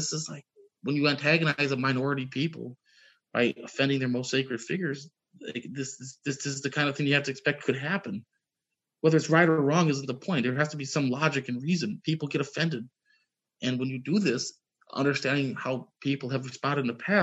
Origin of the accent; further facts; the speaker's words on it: United States; As a kid growing up, I remember, I grew up in the United States, was mostly Christian